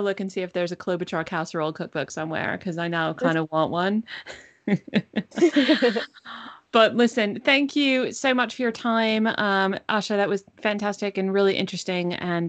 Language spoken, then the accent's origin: English; Northeast, United States; I'm not from Minnesota, but I am a kind of, I'm from the Northeast